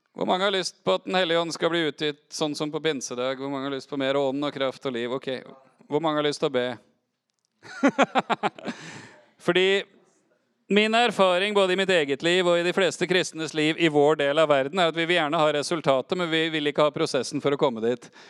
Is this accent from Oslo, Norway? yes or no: yes; Oslo, Norway; Jeg er oppvokst i Oslo på 80-tallet.